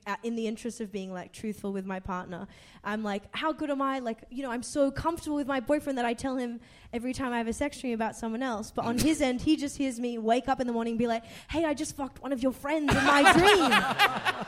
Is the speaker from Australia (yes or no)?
yes; Sydney, New South Wales, Australia; I'm from Sydney.